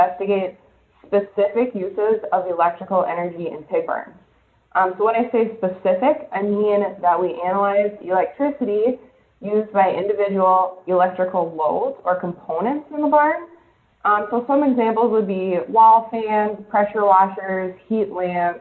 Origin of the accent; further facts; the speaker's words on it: Bemidji, Minnesota, United States; also born or lived in Morris, Minnesota; I'm from Bemidji, Minnesota